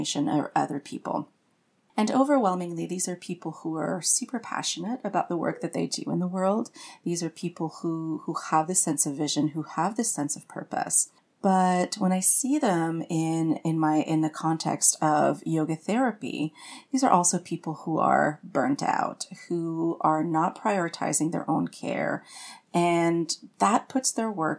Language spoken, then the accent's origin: English; Canada; now in Austin, United States; I'm French Canadian. And my work is as a yoga therapist, writer, and witch. And I live with my family in Austin, Texas